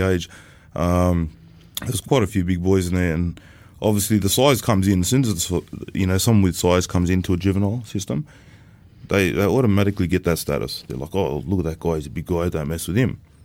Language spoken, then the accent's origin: English; Sydney, New South Wales, Australia; also born or lived in Sunshine Coast; I come from um, a place called Bankstown, based in Sydney. I was raised up around that area for the first part of my childhood, up until teenage years.